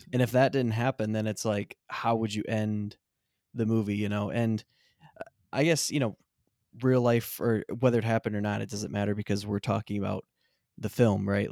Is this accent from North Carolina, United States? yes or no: no; Michigan, United States; we're also from Michigan